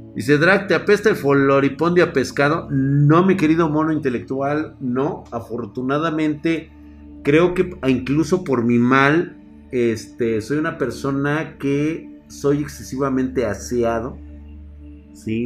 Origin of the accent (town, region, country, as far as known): Mexico